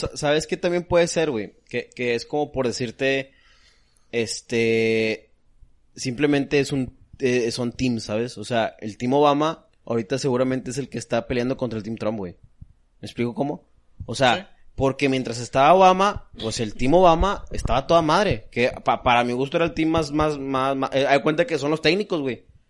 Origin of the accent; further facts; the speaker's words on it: Mexico; Yo como mexicano